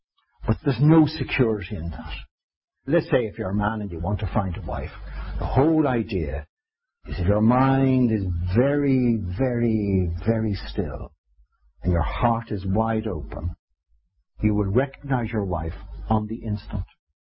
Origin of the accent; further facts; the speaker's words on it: Ireland; 3 seconds was for indulgence, because I'm Irish